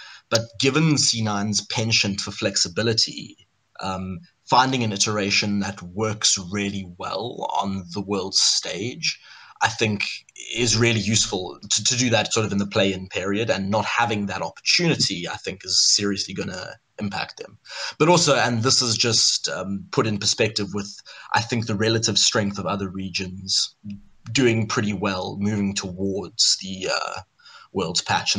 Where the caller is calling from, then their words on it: Cape Town, Western Cape, South Africa; Calling from Cape Town, South Africa.